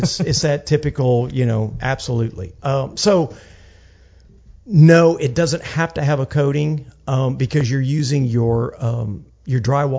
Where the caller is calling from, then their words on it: Houston, Texas, United States; like now I'm speaking from Houston, Texas